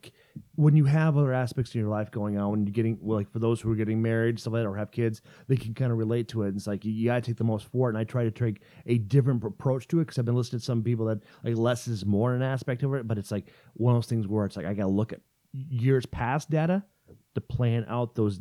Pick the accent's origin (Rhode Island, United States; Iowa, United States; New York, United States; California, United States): Iowa, United States; moved away; where I grew up, where I was born and raised in Iowa. Garner, Iowa.